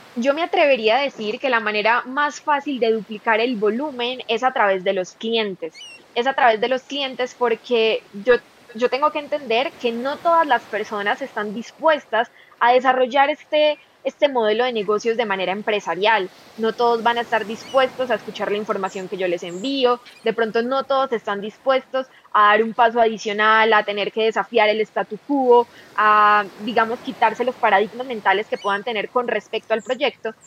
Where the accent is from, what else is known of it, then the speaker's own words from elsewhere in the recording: Medellín, Antioquia, Colombia; yo soy de Colombia, de la ciudad de Medellín